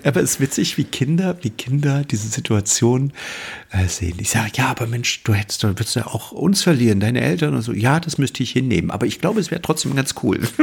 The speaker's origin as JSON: {"language": "German", "region": "Mecklenburg-Vorpommern", "country": "Germany", "said": "bei uns in Mecklenburg"}